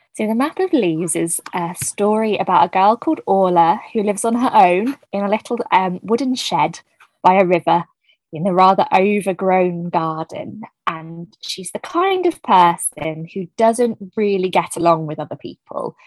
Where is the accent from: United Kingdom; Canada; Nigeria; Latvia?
United Kingdom; New Forest, South East England; I grew up in the New Forest area